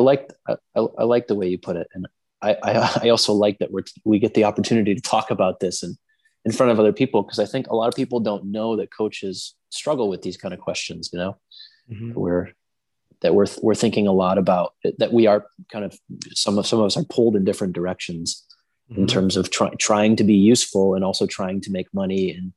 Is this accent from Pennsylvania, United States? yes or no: no; New Hampshire, United States; this mentality comes from growing up in New Hampshire